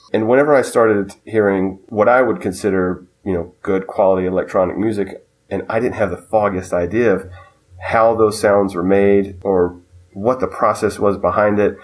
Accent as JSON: {"language": "English", "town": "Concord", "region": "North Carolina", "country": "United States", "tie": "born or raised there", "said": "me being a preteen, growing up in Concord, North Carolina"}